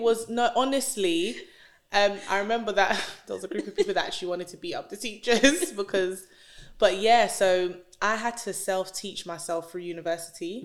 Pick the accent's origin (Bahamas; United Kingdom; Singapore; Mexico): United Kingdom; London; I grew up in North London